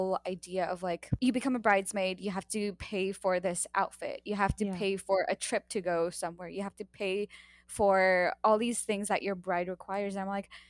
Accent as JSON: {"language": "English", "country": "United States", "said": "I am American"}